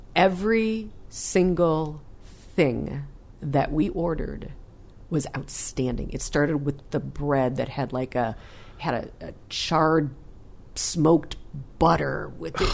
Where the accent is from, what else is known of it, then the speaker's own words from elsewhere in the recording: Michigan, United States; growing up in Michigan